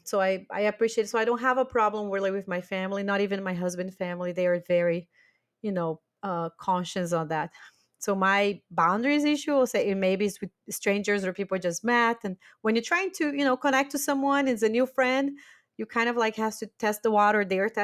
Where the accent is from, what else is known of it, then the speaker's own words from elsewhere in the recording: Brazil; English is a second language; now in Germany; I do think that after we moved from Brazil to Germany, we all grew a lot about boundaries.